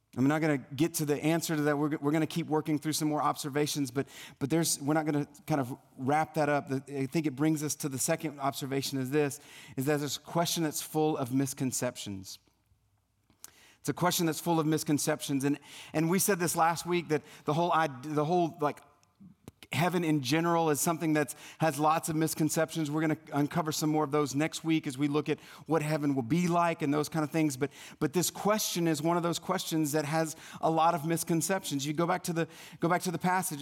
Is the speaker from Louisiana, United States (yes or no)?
yes; South Louisiana, United States; moved away; growing up in South Louisiana